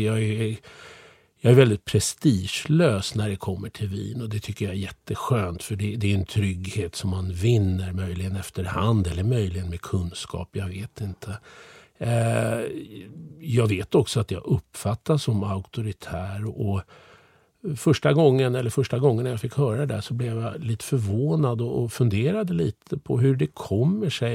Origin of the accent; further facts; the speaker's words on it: Sweden; Jag är ju född och uppvuxen i Sverige